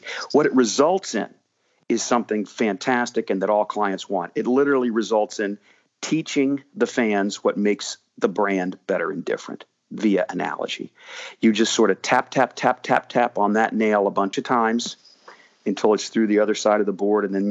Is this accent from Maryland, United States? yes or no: yes; College Park, Maryland, United States; also born or lived in Washington, D.C.; I grew up in College Park Woods